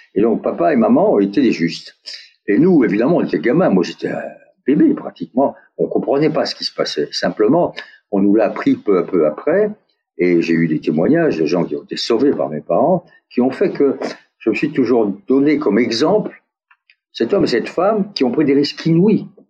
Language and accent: French; France; accent: French; also born or lived in United States; mon accent français